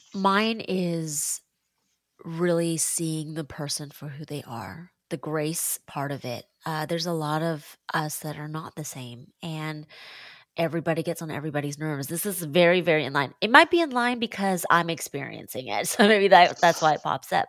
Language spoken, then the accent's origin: English; Seattle, Washington, United States; now in Washington, D.C., United States; I'm born and raised in Seattle